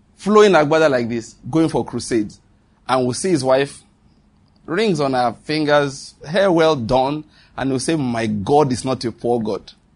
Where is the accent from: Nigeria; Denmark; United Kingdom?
Nigeria; Western Nigeria; I grew up in Western Nigeria, and I speak Yoruba very well.